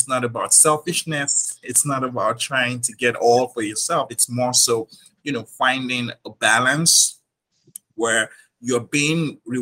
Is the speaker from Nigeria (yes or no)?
yes; Nigeria; moved away as an adult; now in New York, United States; I was born and raised in Nigeria